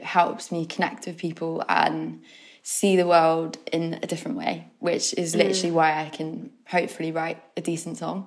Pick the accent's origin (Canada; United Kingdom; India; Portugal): United Kingdom; We are British